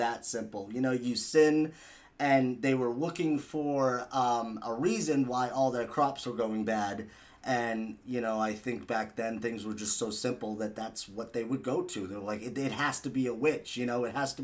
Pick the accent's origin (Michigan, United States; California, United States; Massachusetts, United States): Massachusetts, United States; I'm from Massachusetts